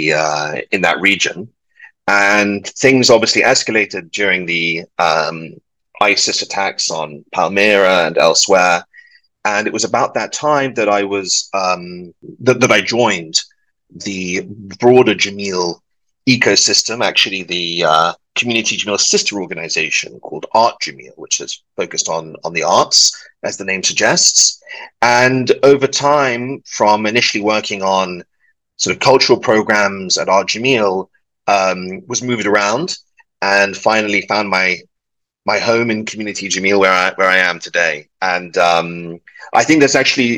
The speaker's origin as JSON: {"language": "English", "region": "London", "country": "United Kingdom", "tie": "born or raised there", "also_born_or_lived": "Edinburgh, United Kingdom", "moved": "yes", "said": "I'm British and of Welsh stock, but born and raised in London."}